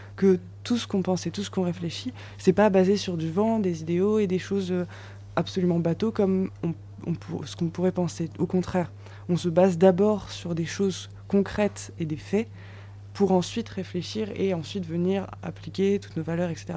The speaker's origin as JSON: {"language": "French", "town": "Metz", "region": "Grand Est", "country": "France", "said": "moi je suis messine, je viens de Metz dans l'est de la France"}